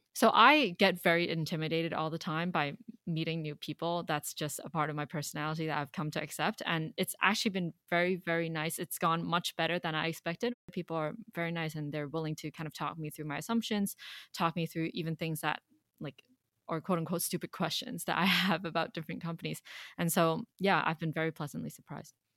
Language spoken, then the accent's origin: English; Hong Kong; moved away; I was born and raised in Hong Kong